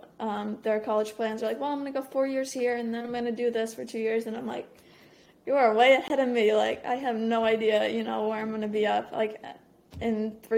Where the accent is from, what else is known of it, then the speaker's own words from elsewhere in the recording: Maine, United States; moved away as an adult; growing up in Maine